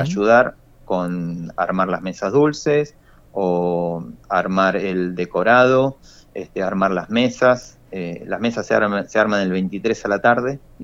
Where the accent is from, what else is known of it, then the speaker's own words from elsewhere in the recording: Argentina; todos unidos como argentinos